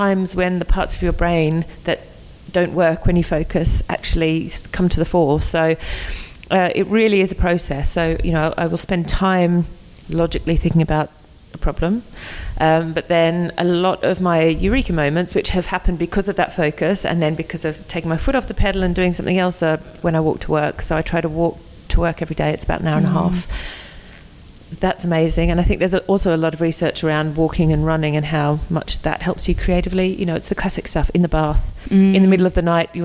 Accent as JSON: {"language": "English", "country": "Australia", "moved": "as an adult", "lives_now": "United Kingdom", "said": "I'm from Australia."}